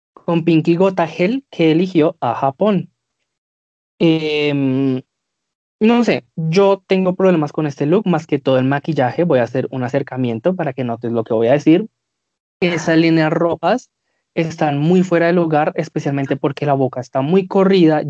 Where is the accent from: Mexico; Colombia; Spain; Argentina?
Colombia; nosotros somos colombianos